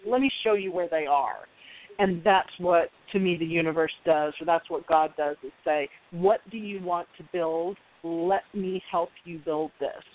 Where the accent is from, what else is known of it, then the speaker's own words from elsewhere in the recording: Scottsdale, Arizona, United States; moved away; I grew up in Scottsdale, but our our area code was different back then